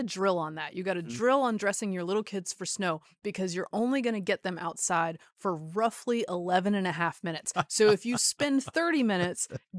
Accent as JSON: {"language": "English", "region": "North Carolina", "country": "United States", "said": "Still, as a Southerner, I do not always have the proper equipment."}